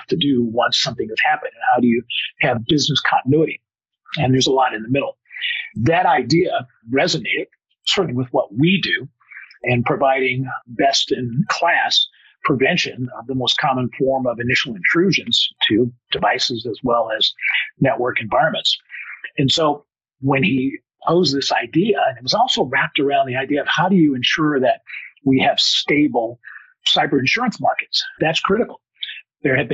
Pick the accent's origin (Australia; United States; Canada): United States; Oakland, California; I am originally from the Bay Area, so what is now Silicon Valley, although I'm an East Bay guy, Alameda, Oakland